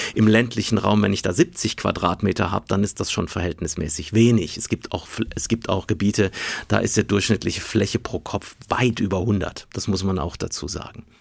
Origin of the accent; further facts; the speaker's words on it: Hessische Bergstraße, Hesse, Germany; also born or lived in Aachen; now in Munich, Germany; Ich bin ja auf dem Land groß geworden, Grundschule wirklich in einem kleinen Dorf gegangen. Wir sind aus meiner Heimatstadt Aachen weggezogen an die Hessische Bergstraße